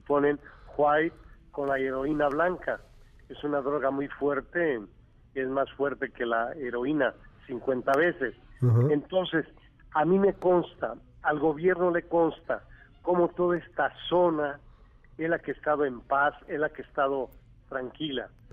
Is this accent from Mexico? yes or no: yes; Mexico; yo lo hago como mexicano